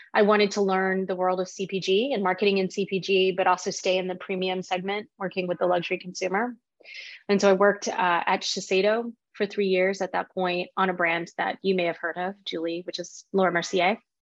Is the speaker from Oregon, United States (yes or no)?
no; Fort Worth, Texas, United States; I was born and raised in Fort Worth, Texas, by immigrants from Taiwan